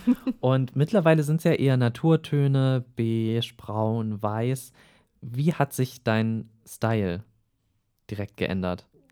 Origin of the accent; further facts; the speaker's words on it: Eisenach, Thuringia, Germany; ich komme ja aus Eisenach, auch aus Thüringen